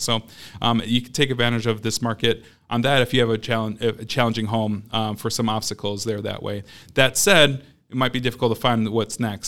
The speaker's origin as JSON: {"language": "English", "town": "Madison", "region": "Wisconsin", "country": "United States", "tie": "born or raised there", "said": "I'm born and raised in Madison, grew up here on the West Side"}